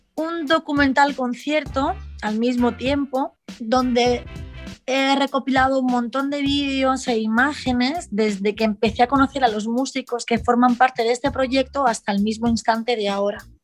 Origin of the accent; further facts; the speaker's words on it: Barcelona, Catalonia, Spain; las personas que hemos nacido en los 90, 2000, de, mm, en Barcelona, sobre todo en Barcelona, que es de donde yo vengo